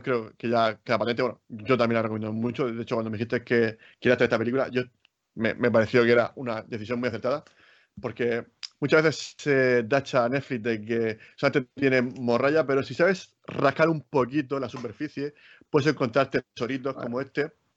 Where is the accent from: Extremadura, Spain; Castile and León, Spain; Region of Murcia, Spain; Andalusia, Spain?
Region of Murcia, Spain; yo soy muy murciano